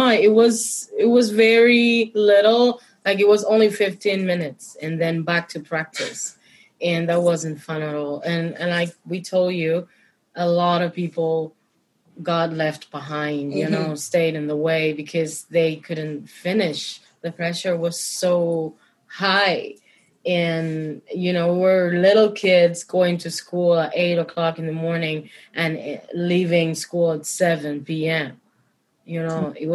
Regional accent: Santiago de Cuba, Cuba; I come from Santiago de Cuba which is um, very an ancient in tradition

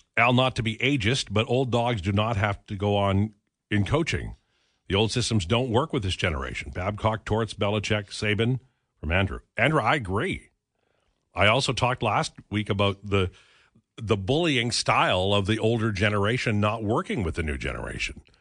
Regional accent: Edmonton, Alberta, Canada; When I was a kid growing up in Edmonton in the sixties and seventies

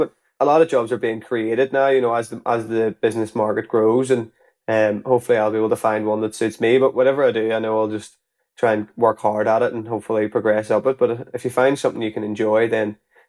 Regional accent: Belfast, Northern Ireland, United Kingdom; So I was from Belfast, and I was playing for a club in Belfast with the football, but it was more part-time.

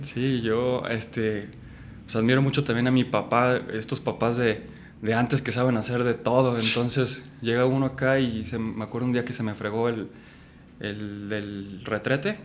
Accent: Guadalajara, Jalisco, Mexico; moved away as an adult; now in Mexico City, Mexico; Yo nací y crecí en Guadalajara, Jalisco

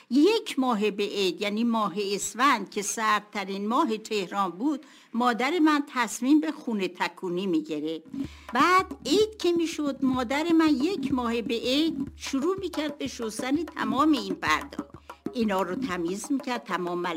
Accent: Tehran, Tehran Province, Iran; born there; متولد تهران هستم در پامنار به دنیا آمدم تا سه چهار سالگی در پامنار بودم

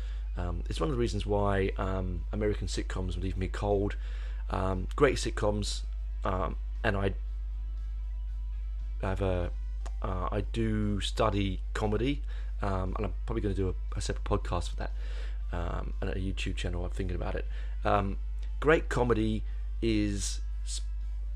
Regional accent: United Kingdom; I'm culturally more connected as a British heavy metal lover

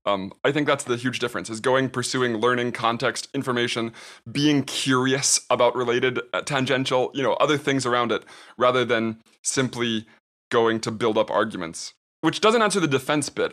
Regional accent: United States; I'm an American

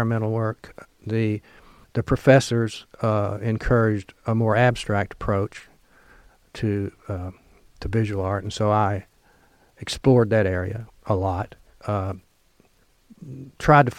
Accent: Kennett, Missouri, United States; moved away as an adult; now in Oxford, United States; I grew up in Kennett, Missouri

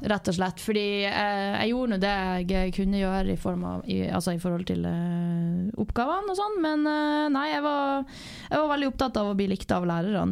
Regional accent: Northern Norway, Norway; born or raised there; now in Southern Norway

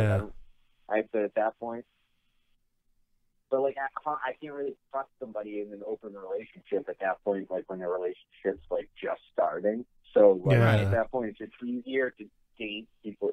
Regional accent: Boston, Massachusetts, United States; I'm also from Boston

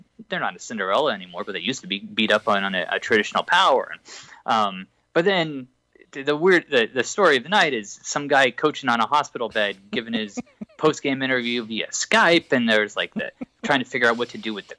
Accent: Indiana, United States; I'm from Indiana

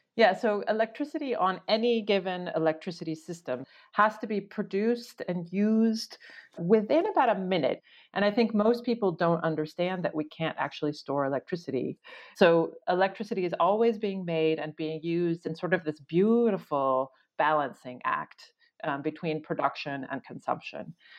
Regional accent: rural Oregon, United States; I grew up in Oregon, uh, rural Oregon

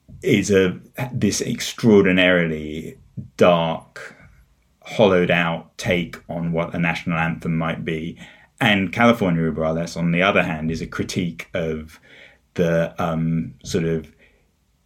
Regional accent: England, United Kingdom; also born or lived in United States; I grew up in England, although I've spent quite a lot of my life in the US as well.

